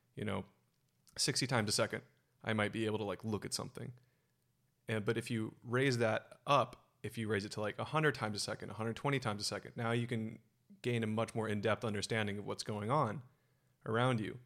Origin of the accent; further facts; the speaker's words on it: Silicon Valley, California, United States; born and raised in Silicon Valley